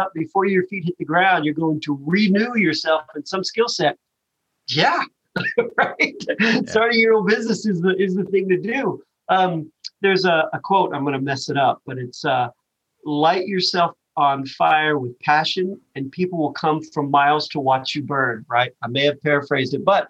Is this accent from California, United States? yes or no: no; Western Kentucky, United States; I grew up in Western Kentucky, right? So really, really small towns in Western Kentucky